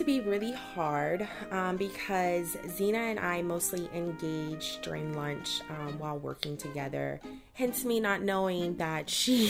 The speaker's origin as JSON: {"language": "English", "town": "Baton Rouge", "region": "Louisiana", "country": "United States", "said": "So, again, I am originally from Louisiana, Baton Rouge to be exact. I love everything about the state."}